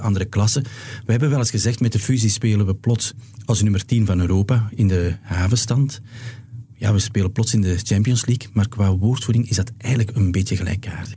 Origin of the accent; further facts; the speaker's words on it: Flanders, Belgium; als Vlaming